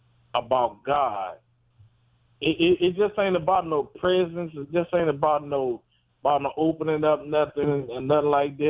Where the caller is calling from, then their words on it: Alexandria, Louisiana, United States; I'm calling from Alexandria, Louisiana.